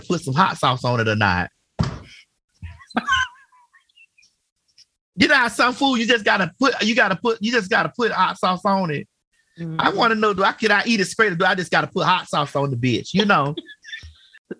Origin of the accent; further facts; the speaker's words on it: Miami, Florida, United States; I'm from Miami